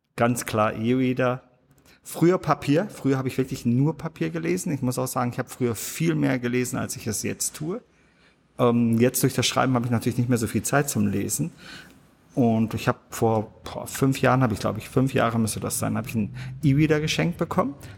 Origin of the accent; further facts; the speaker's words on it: Germany; ich bin hier in Deutschland aufgewachsen